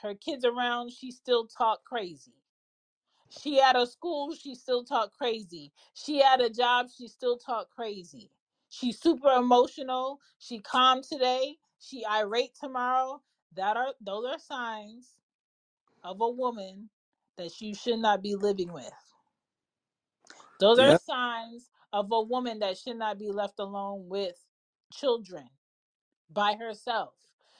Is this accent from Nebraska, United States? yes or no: no; Florida, United States; And let me say this. I'm from Florida.